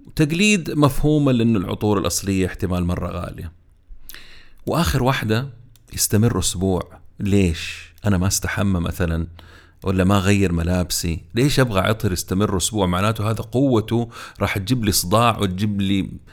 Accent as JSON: {"language": "Arabic", "town": "Jeddah", "region": "Makkah Province", "country": "Saudi Arabia", "said": "عندنا في جدة"}